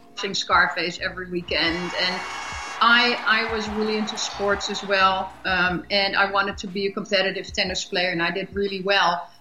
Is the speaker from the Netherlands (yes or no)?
yes; Amsterdam, North Holland, Netherlands; moved away as an adult; also born or lived in Europe; now in United States